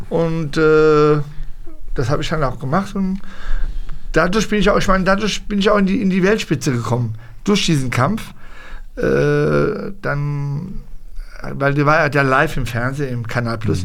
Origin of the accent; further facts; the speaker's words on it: Hanau, Hesse, Germany; moved away as an adult; now in Morocco; ich bin in Deutschland geboren